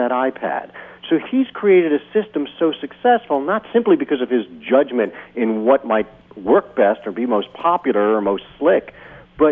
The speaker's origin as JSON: {"language": "English", "area": "Jersey Shore", "region": "New Jersey", "country": "United States", "tie": "born or raised there", "also_born_or_lived": "Washington, D.C.", "moved": "yes", "lives_now": "San Diego, United States", "said": "I grew up on the Jersey Shore"}